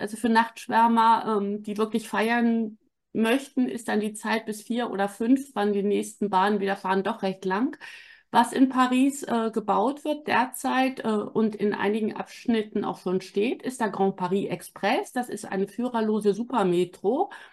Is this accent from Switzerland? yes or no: no; Wittenborn, Schleswig-Holstein, Germany; also born or lived in Southern France; now in Hamburg, Germany; Ich bin in Wittenborn zur Schule gegangen. Das ist acht Kilometer von Bad Segeberg